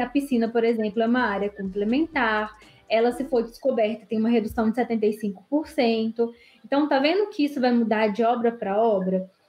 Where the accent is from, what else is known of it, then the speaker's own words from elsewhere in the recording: interior of Minas Gerais, Brazil; sou daqui do interior de Minas, estou mais ou menos uns 90 quilômetros da capital